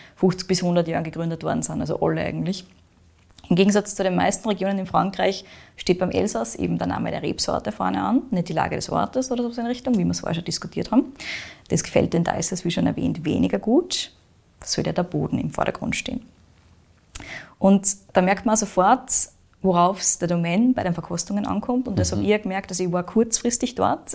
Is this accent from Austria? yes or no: yes; Austria; Bei uns in Österreich